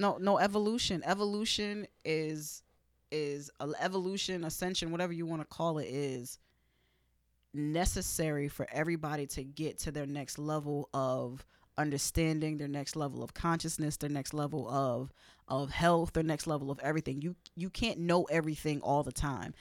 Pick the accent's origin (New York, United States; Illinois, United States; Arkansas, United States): New York, United States; New York City; being in, in, in Brooklyn